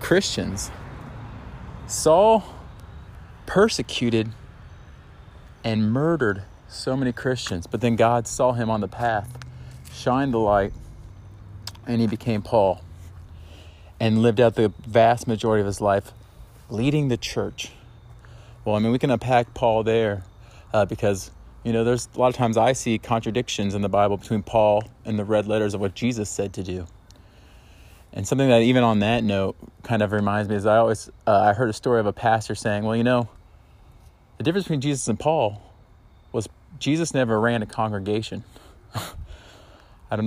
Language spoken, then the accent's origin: English; Indianapolis, Indiana, United States; also born or lived in Liberty University (Virginia); I'm a Hoosier, meaning I grew up in Indianapolis.